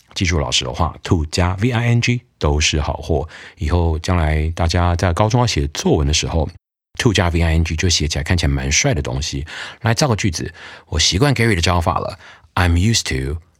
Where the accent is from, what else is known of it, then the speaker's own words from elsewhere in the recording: United States; now in Taiwan; 我小时候美国的时候